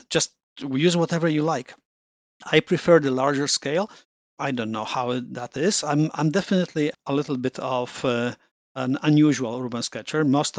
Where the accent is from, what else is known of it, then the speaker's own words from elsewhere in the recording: Rome, Lazio, Italy; moved away as an adult; now in Toronto, Canada; When I landed in Canada 30 years ago, and I came from Rome.